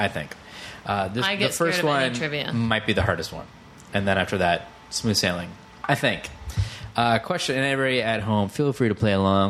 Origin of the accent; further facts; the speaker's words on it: Davis, California, United States; I grew up in Davis, which is up north near San Francisco-ish.